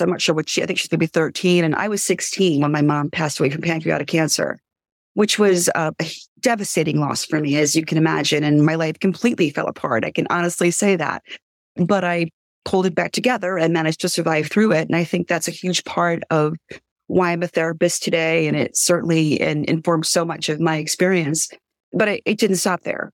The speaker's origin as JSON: {"language": "English", "town": "New York City", "region": "New York", "country": "United States", "moved": "yes", "lives_now": "Highlands, United States", "said": "I'm originally from Brooklyn"}